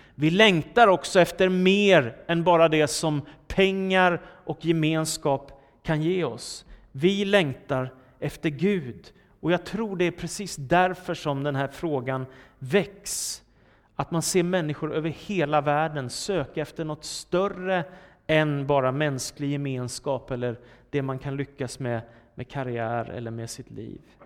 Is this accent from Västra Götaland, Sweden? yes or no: no; Danderyd, Stockholm County, Sweden; Danderyd, där jag växte upp.